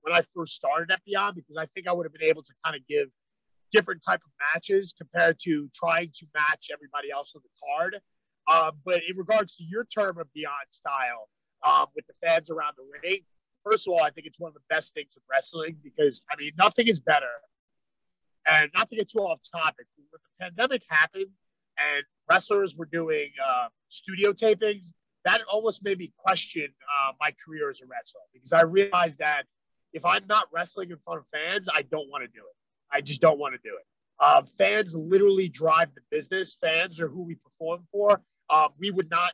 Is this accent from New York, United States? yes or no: yes; New York City, New York, United States; So I'm from Brooklyn. So Brooklyn, I'm born and raised in Brooklyn